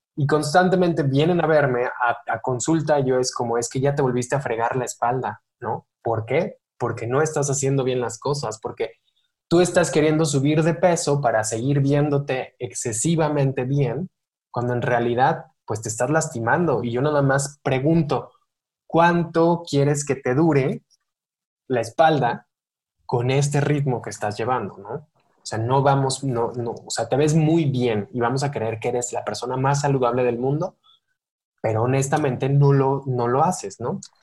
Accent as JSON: {"language": "Spanish", "country": "Mexico"}